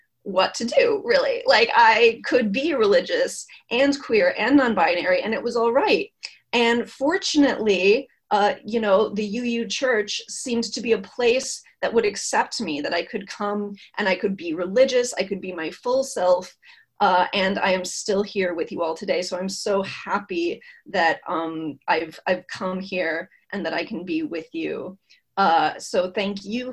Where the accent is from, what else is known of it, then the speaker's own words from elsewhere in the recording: Indiana, United States; now in Massachusetts, United States; I was born in Indiana, which is in the Midwest, as you probably know, and it's a more conservative area than Massachusetts. And I was born in the 80s. And when I grew up, I was in a very conservative area